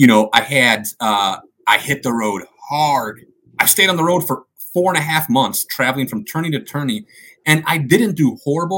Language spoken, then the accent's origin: English; Chicago, Illinois, United States; I grew up in Chicago